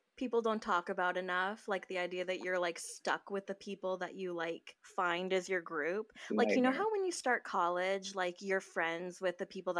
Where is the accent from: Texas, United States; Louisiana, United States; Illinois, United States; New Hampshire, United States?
New Hampshire, United States; moved away as an adult; also born or lived in Boston; now in New York, United States; I grew up in New Hampshire